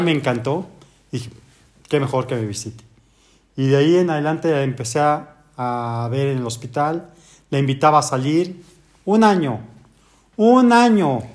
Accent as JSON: {"language": "Spanish", "country": "Mexico", "said": "como buen mexicano"}